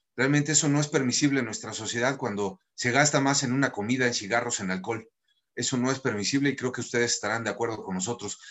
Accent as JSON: {"language": "Spanish", "country": "Mexico", "said": "como mexicanos"}